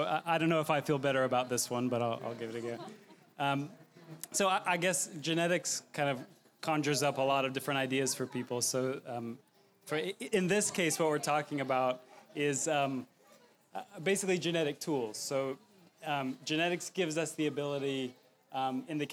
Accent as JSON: {"language": "English", "region": "Texas", "country": "United States", "said": "I'm from Texas"}